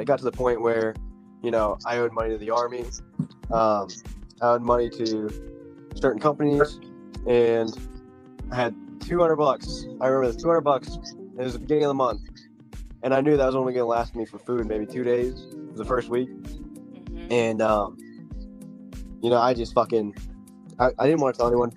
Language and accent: English; New York, United States; I'm from New York